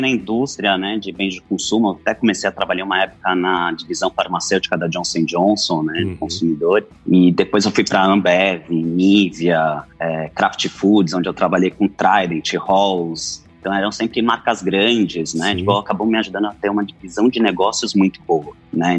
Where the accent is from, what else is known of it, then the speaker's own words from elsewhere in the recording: São Paulo, Brazil; also born or lived in Jaú; eu nasci, acabei nascendo em São Paulo, né? toda a minha vida eu morei lá